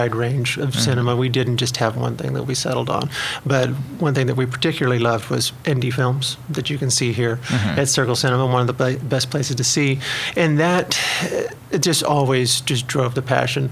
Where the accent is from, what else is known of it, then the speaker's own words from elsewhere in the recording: Ramona, Oklahoma, United States; I am from a tiny little town as you head that way called Ramona